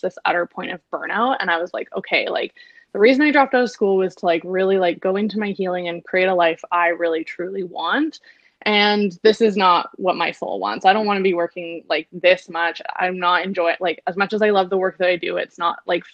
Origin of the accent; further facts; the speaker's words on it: Victoria, British Columbia, Canada; moved away as an adult; also born or lived in London; now in Vancouver, Canada; I grew up in Victoria. We grew up in Victoria, went to high school together